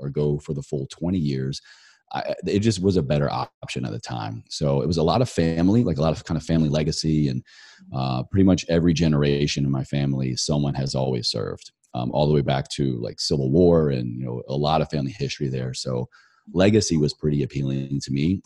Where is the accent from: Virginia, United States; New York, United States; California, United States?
Virginia, United States; Roanoke; my hometown of Roanoke, Virginia.